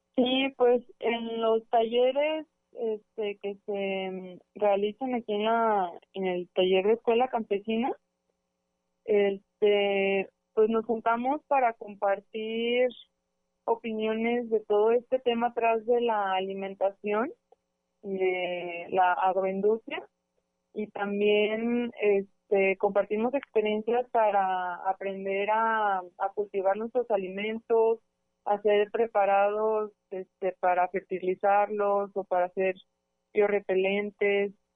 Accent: Autlán area, Jalisco, Mexico; somos de Autlán, del Grullo, de Limón, del Chante

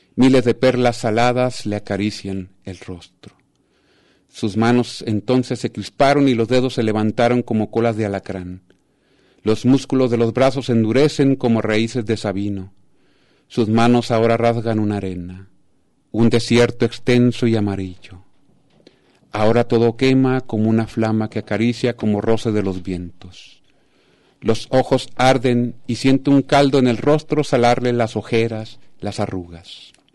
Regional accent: Sinaloa, Mexico; also born or lived in Tijuana; de Sinaloa, que es mi tierra, que amo

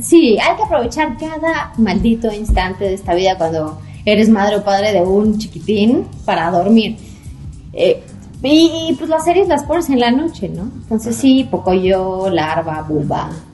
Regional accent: Toluca, State of Mexico, Mexico; yo soy de Toluca

